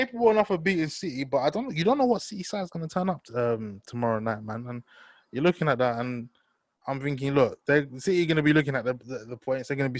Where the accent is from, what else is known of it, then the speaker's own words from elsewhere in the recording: London, United Kingdom; I'm from Newham, innit? West Ham, that's home, innit?